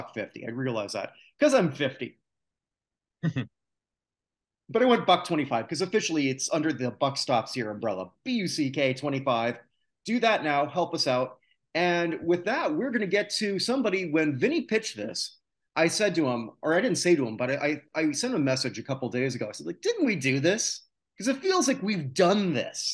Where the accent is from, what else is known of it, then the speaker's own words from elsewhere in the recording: Canada; I'm a Canadian